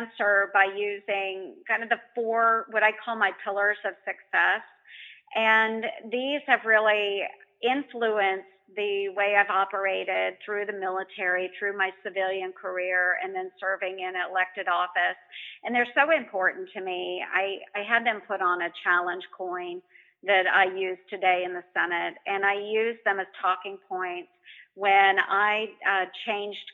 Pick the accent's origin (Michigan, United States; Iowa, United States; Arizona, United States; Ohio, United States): Iowa, United States; Montgomery County; I grew up in Montgomery County. I still live in Montgomery County in a rural area.